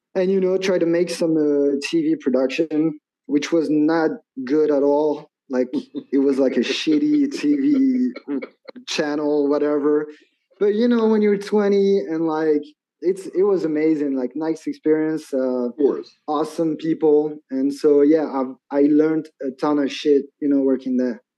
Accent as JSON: {"language": "English", "town": "Metz", "region": "Grand Est", "country": "France", "tie": "born or raised there", "second_language": "English", "moved": "yes", "lives_now": "Annecy, France", "said": "I'm from France, right? And you actually you actually came to my hometown"}